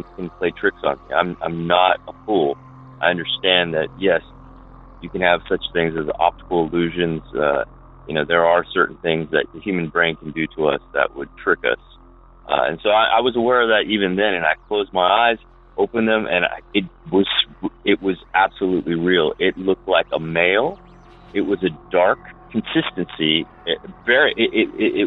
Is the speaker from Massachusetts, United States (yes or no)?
no; Bradenton, Florida, United States; I grew up in Bradenton, Florida